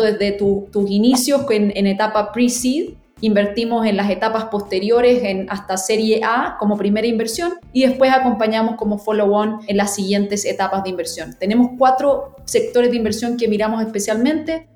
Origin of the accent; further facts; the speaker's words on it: Chile; yo soy chilena